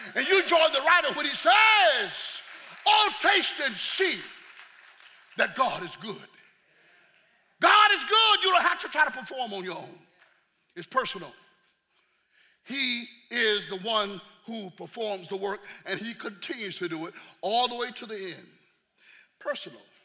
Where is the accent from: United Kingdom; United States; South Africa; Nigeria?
United States; the South; I'm from the South